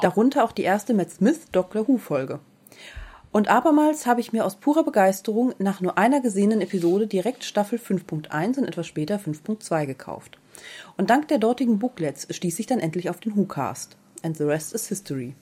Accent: Baden-Württemberg, Germany; Aus Baden-Württemberg.

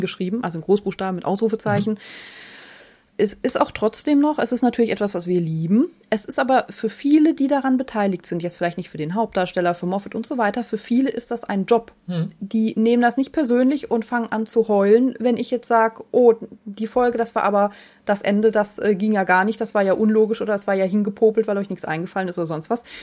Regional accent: the Freiburg area, Baden-Württemberg, Germany; Ich bin ja aus der Gegend, habe eine Zeit lang dort studiert

